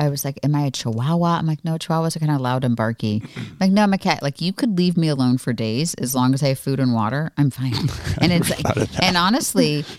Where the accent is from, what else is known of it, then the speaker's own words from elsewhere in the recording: Florida, United States; growing up in Florida, we went to Disney all the time